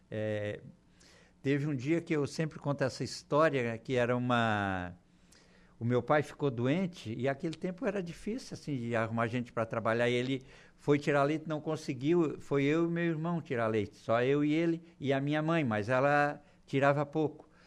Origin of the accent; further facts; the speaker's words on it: São João do Sul, Santa Catarina, Brazil; now in Araranguá, Brazil; Nasci naquela região ali, numa cidadezinha chamada Bela Vista. De Bela Vista, o meu pai era colono, era lavrador